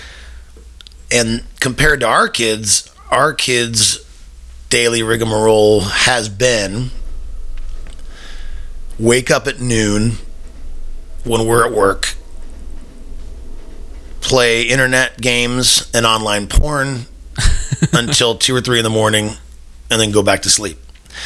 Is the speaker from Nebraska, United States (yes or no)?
yes; Omaha, Nebraska, United States; When I was growing up in Omaha, Nebraska, in the late 70s to the 80s